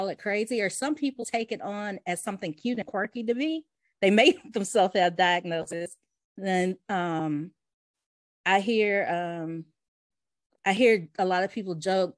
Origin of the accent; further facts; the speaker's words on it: Vestavia Hills, Alabama, United States; also born or lived in West End, Birmingham, Alabama / Homewood, Alabama; now in Birmingham, United States; I was raised in Vestavia before I moved to Birmingham.